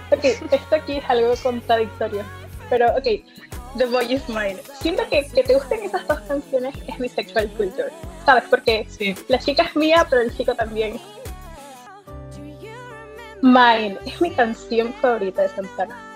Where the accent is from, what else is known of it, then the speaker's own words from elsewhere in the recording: Panama; Em, bueno, ¿de dónde estoy Soy de Panamá, un pueblito chiquito un país chiquito, de corazón grande.